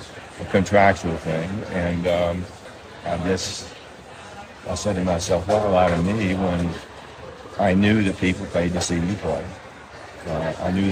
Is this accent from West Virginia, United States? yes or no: yes; West Virginia, United States; moved away as an adult; also born or lived in Los Angeles; I came from West Virginia